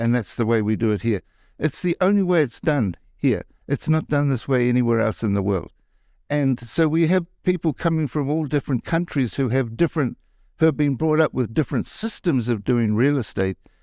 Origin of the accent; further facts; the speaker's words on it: New Zealand; moved away as an adult; now in Las Vegas, United States; I'm from New Zealand